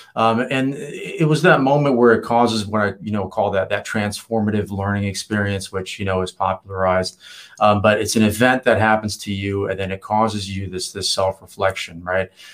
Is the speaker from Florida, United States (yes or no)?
no; Virginia, United States; moved away as an adult; also born or lived in Los Angeles; now in San Diego, United States; leave my hometown. I had to to get out of of Virginia